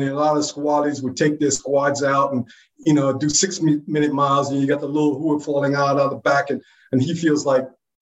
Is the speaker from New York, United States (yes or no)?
yes; New York City, New York, United States; moved away as an adult; I grew up in New York City, pretty much in the South Bronx